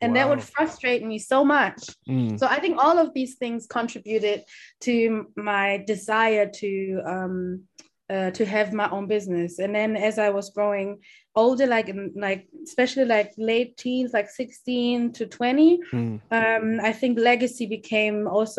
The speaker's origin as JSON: {"language": "English", "country": "Germany", "tie": "born or raised there", "also_born_or_lived": "Kumasi, Ghana", "said": "I was born in Kumasi, which is like the Ashanti region in Ghana, so it's the west. Ashanti is like the biggest, one of the biggest tribes in Ghana as well. And I was born there, and I came to Germany when I was three, becoming four."}